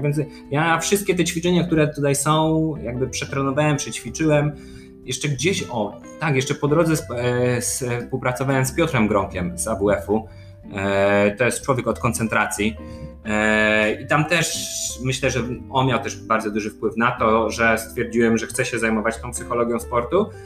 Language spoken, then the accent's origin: Polish; Poland; jestem jakimś doktorantem z Polski